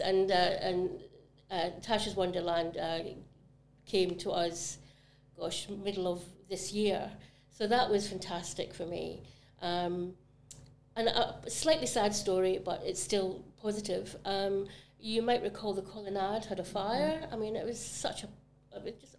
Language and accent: English; Glasgow, Scotland, United Kingdom; now in Barbados; Glasgow was my city in Scotland, that was my local city